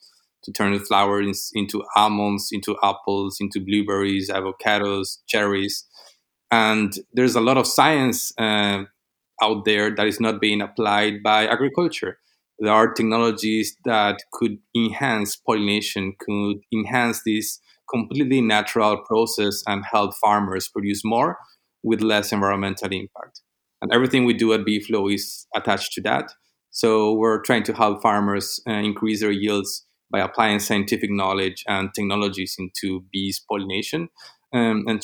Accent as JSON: {"language": "English", "country": "Argentina", "moved": "as an adult", "lives_now": "Los Angeles, United States", "said": "I'm from Argentina. 3 years ago, I moved to the U.S."}